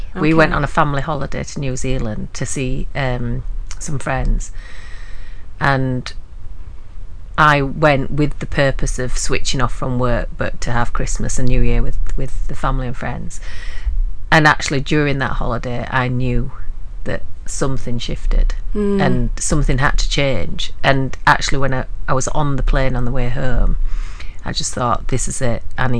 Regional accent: Huddersfield, Yorkshire and the Humber, United Kingdom; Huddersfield University, which is my hometown

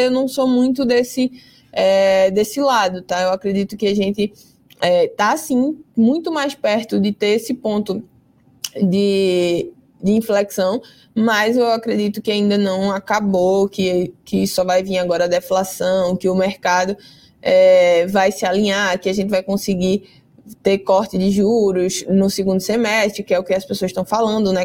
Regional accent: Recife, Pernambuco, Brazil; Eu sou recifense

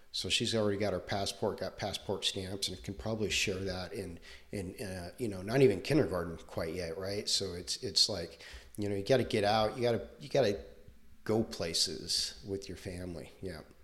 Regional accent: Southern California, United States; moved away as an adult; also born or lived in Texas; I grew up in Southern California

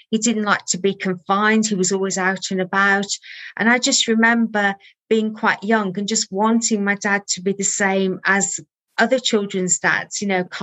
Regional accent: Birmingham, West Midlands, United Kingdom; born there; So I was born in Birmingham

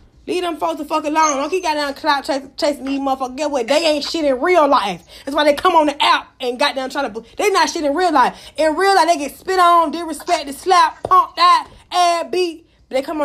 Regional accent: Atlanta, Georgia, United States; I'm from Atlanta.

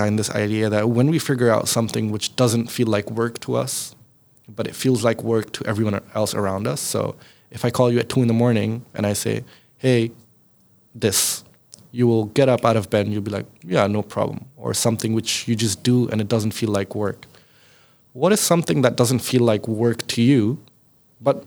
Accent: Pakistan; now in Netherlands; I come from Pakistan

